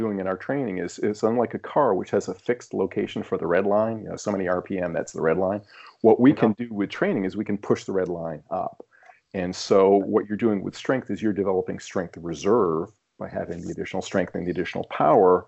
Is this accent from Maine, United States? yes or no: yes; Maine, United States; moved away; I'm originally from Maine, and I still have some ties up there.